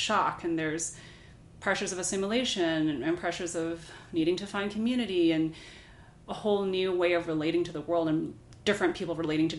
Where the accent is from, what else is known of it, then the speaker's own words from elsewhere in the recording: Hong Kong; But I think that when I was growing up in Hong Kong, I went to a British international school.